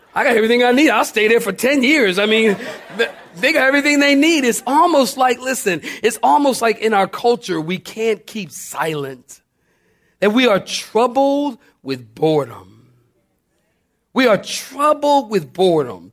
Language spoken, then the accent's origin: English; Philadelphia, Pennsylvania, United States; I'm from Philly. We used to dig the tar out of the street